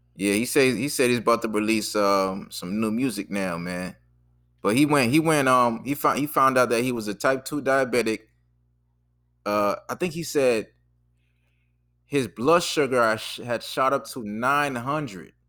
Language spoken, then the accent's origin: English; Boston, Massachusetts, United States; moved away as an adult; also born or lived in Jersey City / Washington, D.C.; I'm from Boston, so we didn't have Checkers.